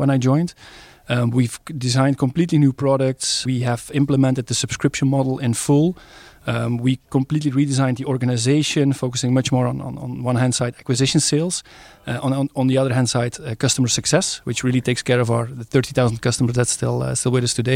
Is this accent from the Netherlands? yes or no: yes; Netherlands; now in Stabroek, Belgium; I'm Dutch by nationality